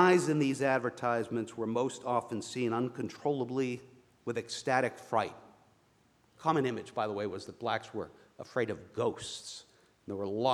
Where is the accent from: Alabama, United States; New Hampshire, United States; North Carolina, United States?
New Hampshire, United States; outside of Boston; I grew up in New Hampshire, outside of Boston.